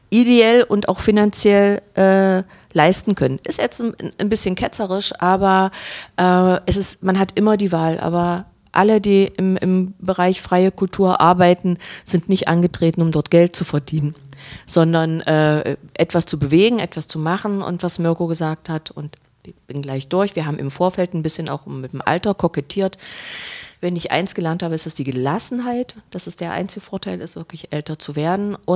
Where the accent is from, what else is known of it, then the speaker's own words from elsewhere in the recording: Saxony-Anhalt, Germany; born there; 1980. Geboren äh, auf einem Dorf von Magdeburg. Äh, von, von Bernburg als Försterkind